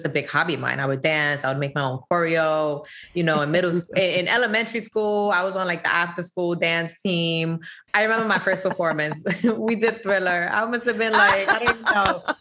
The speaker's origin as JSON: {"language": "English", "town": "New York City", "region": "New York", "country": "United States", "tie": "born or raised there", "said": "I was born and raised in the Bronx"}